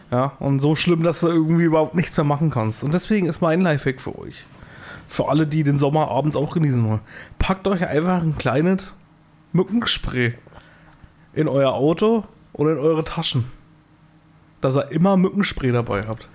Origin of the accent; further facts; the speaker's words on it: Thuringia, Germany; Bei uns in Thüringen